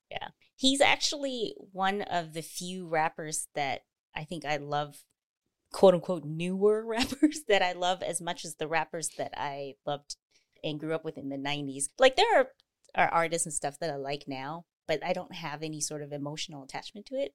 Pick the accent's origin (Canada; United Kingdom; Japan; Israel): Canada; I'm Canadian